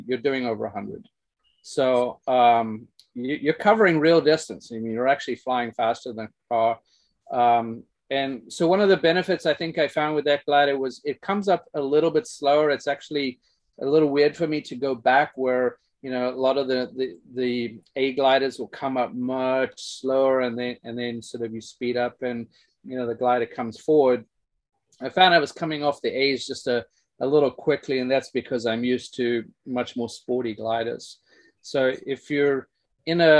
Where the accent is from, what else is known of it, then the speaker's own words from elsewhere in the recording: South Africa; now in United States; growing up in South Africa